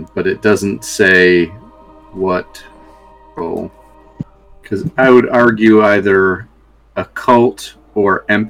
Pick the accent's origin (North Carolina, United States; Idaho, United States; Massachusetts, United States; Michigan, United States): Massachusetts, United States; Boston; moved away; I'm from the Boston area originally